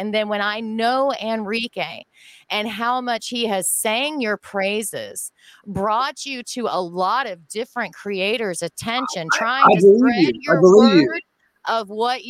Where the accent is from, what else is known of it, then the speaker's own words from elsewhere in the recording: United States; as Americans